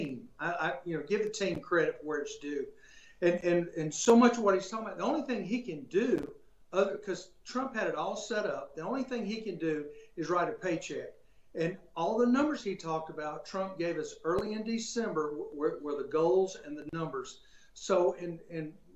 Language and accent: English; Alabama, United States; I'm from Alabama